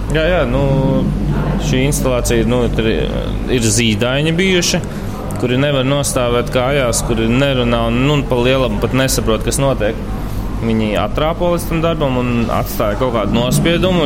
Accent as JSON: {"language": "Latvian", "country": "Latvia", "accent": "Latvian", "said": "es esmu latviečs, ja angliski es runāju ar latviešu akcentu"}